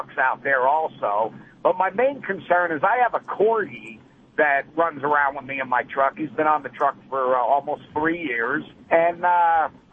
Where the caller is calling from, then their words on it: Colorado, United States; we're calling from Colorado